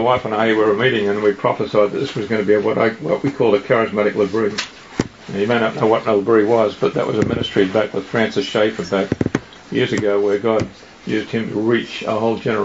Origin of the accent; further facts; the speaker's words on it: Australia; moved away as an adult; now in United States; I'm from Australia.